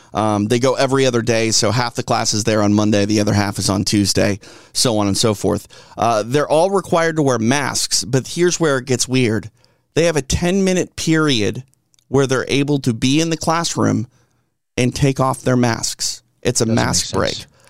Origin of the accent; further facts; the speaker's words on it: Minneapolis, Minnesota, United States; moved away; I'm from Minneapolis. Uh, where I grew up, born and yep. raised